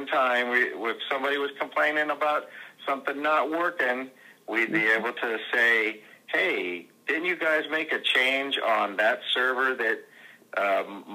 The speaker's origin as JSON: {"language": "English", "region": "California", "country": "United States", "tie": "born or raised there", "also_born_or_lived": "Southern Indiana", "moved": "as an adult", "lives_now": "Indiana, United States", "said": "we came to Southern Indiana from California. It was where I was born and raised in 1998"}